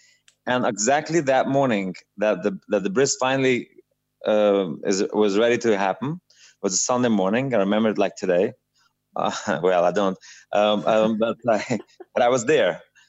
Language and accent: English; New York City, New York, United States; also born or lived in Montreal, Canada / London, United Kingdom / Israel; So I grew up in Satmar. I was born sort of in Williamsburg, but then I was in Montreal for a while, and then I went back to Williamsburg, and then I learned in London and in Israel, and I went back in New York.